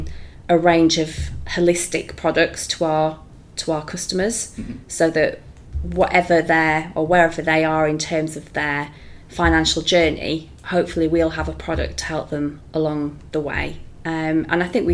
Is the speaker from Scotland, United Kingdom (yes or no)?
no; Leeds, Yorkshire and the Humber, United Kingdom; I'm a big Leeds United fan, so that's my hometown